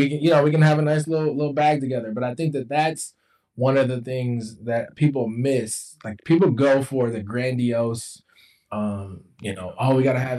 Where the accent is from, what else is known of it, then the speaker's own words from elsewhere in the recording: the South, United States; I'm from the South.